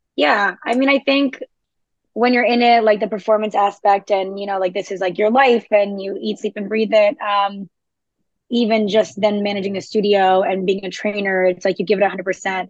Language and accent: English; South Florida, United States; moved away as an adult; also born or lived in New York City; now in Charleston, United States; I'm originally from South Florida.